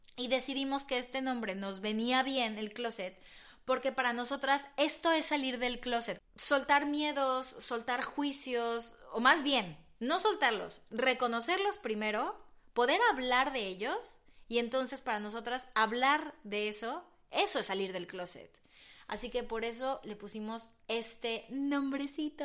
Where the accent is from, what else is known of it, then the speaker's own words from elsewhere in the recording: Mexico; now in Madrid, Spain; Somos dos mexicanas que se vinieron a vivir a Madrid